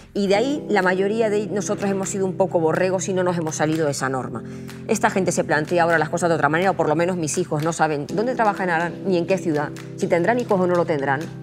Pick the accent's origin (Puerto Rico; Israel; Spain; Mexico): Spain; Aragon; que soy maña